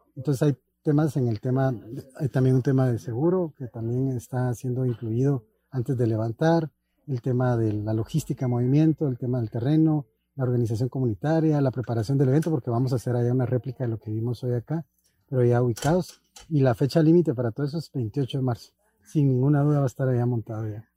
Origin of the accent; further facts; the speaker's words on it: Guatemala; los guatemaltecos